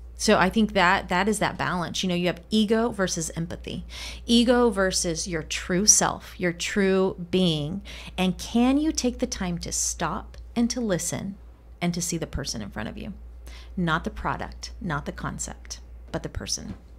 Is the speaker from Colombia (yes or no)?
yes; Colombia; first language Spanish; English is a second language; moved away; I grew up in Colombia, grew up speaking Spanish, not English.